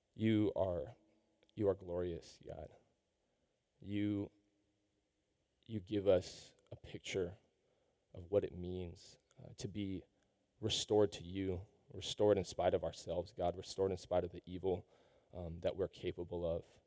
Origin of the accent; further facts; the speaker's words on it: Seattle, Washington, United States; I, I grew up in Seattle.